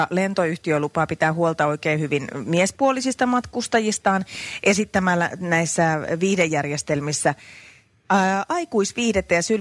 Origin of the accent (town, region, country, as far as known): Tampere, Pirkanmaa, Finland